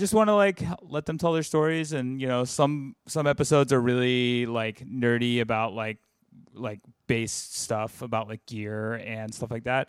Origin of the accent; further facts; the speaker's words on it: the South, United States; now in New York, United States; I'm from the South